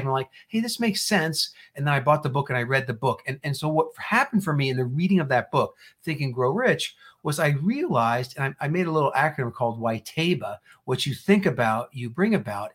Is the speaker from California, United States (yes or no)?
no; New Jersey, United States; moved away as an adult; also born or lived in Indiana; I was born and raised in New Jersey, and I went to Purdue University